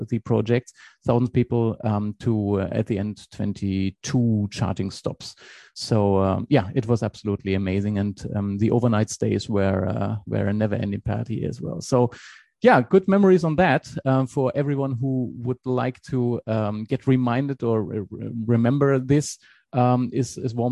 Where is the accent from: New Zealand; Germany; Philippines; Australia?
Germany; English is a second language; moved away as an adult; now in Switzerland; I'm originally from Germany, but I'm now for more than 20 years in Switzerland. So meanwhile, I'm Swiss as well.